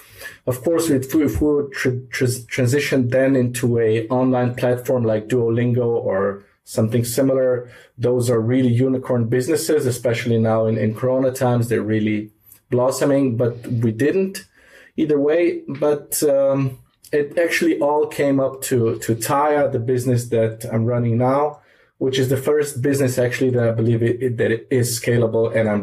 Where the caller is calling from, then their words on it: Ljubljana, Slovenia; I'm calling from Ljubljana, Slovenia, and it's very hot here.